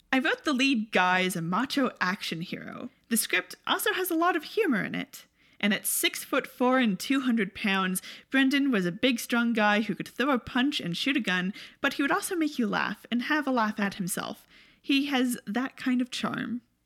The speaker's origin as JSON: {"language": "English", "country": "Canada", "said": "as Canadians"}